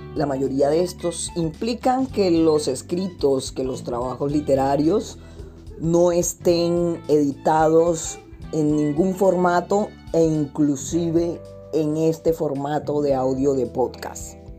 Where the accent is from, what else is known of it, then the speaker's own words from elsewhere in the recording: Puerto Colombia, Atlántico, Colombia; Estoy grabando desde Puerto Colombia, en el departamento del Atlántico. Este es el pueblo donde yo nací, el pueblo donde yo crecí